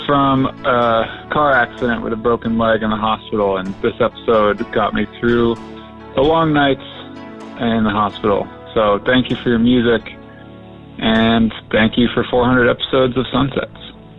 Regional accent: Boston, Massachusetts, United States; I'm from Boston in the United States.

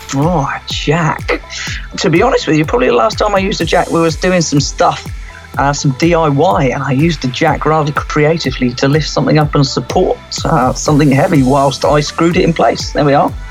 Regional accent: Cornwall, South West England, United Kingdom; I grew up in Cornwall, um, so we grew up on the beach

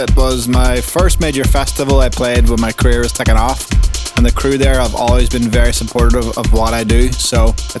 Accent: Ireland; This week's show comes live from my home country of Ireland

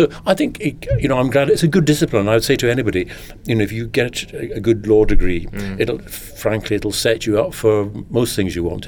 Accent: Lairg, Scotland, United Kingdom; also born or lived in London; Well, I'm Scottish. It so happened that my father was working in London in 1953 when I was born. If it's any comfort to you, when I was 6 months old, his next job was in Lairg in Sutherland, which is several hundred miles to the north.

